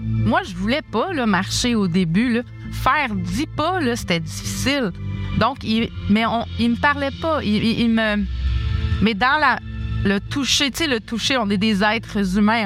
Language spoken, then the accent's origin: French; Quebec City, Quebec, Canada; now in Montreal, Canada; je suis native de Québec